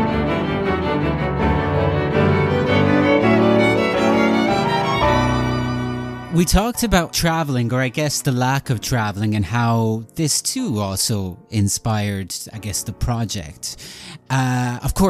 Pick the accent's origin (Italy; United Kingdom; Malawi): Italy; I was born in Italy